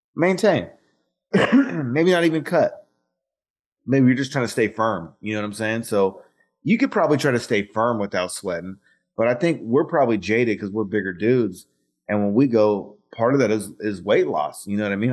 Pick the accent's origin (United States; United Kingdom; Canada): United States; Fresno, California; I grew up in Fresno